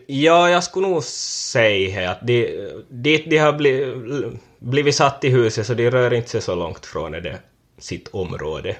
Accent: Korsholm, Ostrobothnia, Finland; från Västerhankmo. Varit jordbrukare sedan 2015 då jag tog över från min far här på gården

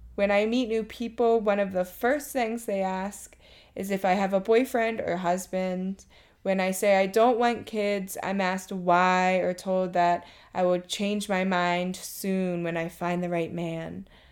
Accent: Maryland, United States; moved away as an adult; now in Thailand; I'm from Maryland and have been living in Thailand for two and a half years.

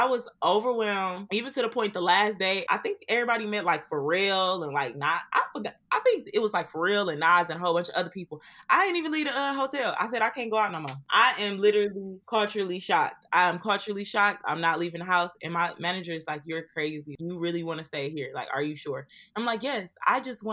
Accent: Detroit, Michigan, United States; me and Sam Austin's are from Detroit

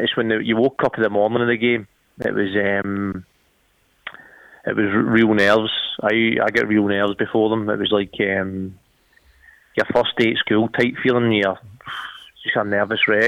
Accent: Glasgow, Scotland, United Kingdom; I grew up in Glasgow supporting Celtic

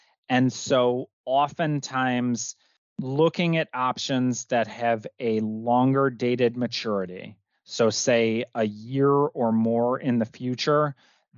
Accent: Midwest, United States; I'm from the Midwest, so it's pop soda for the rest of the world

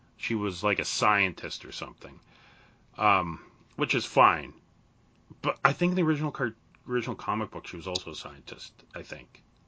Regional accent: Canada; being Canadian

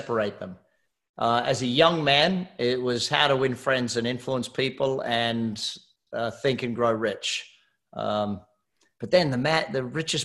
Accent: Australia; moved away as an adult; also born or lived in Hamilton Island, Queensland, Australia; now in United States; I'm Australian

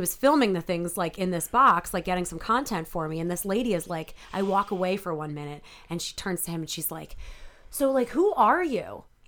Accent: Delaware County, Pennsylvania, United States; also born or lived in Ardmore, Pennsylvania / Havertown, Pennsylvania; now in Philadelphia, United States; I grew up in Delco

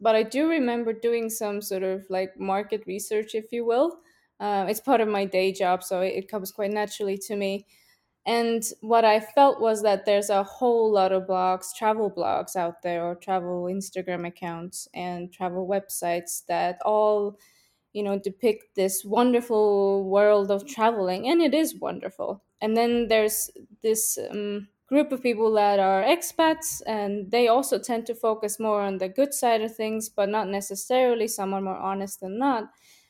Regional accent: Estonia; also born or lived in Russia / Finland / Switzerland; I can't say where I'm from because I was born in Russia, and I grew up in Estonia, Finland, and Switzerland. And my family is all over the place too, so I'm a little bit from everywhere.

